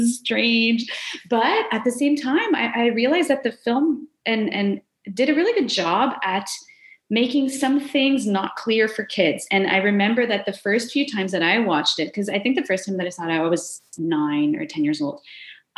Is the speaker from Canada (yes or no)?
yes; Kanesatake, Quebec, Canada; I was in a small village. I'm from Gunnestaugé, so I was at the local Oka video store